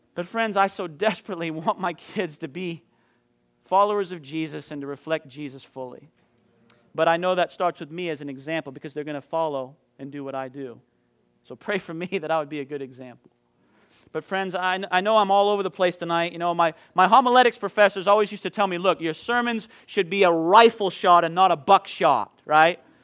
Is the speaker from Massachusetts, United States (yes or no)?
no; Maine, United States; moved away; back in my hometown in Maine